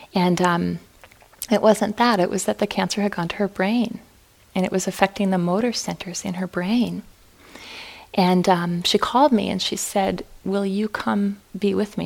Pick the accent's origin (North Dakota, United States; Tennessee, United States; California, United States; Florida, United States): North Dakota, United States; Fargo; moved away; I was born and raised in Fargo